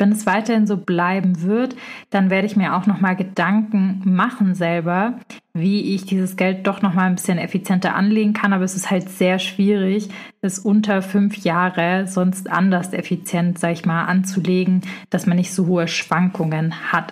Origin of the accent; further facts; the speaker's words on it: Stuttgart, Baden-Württemberg, Germany; sind so in Speckgürtel von Stuttgart, wo ich herkomme auch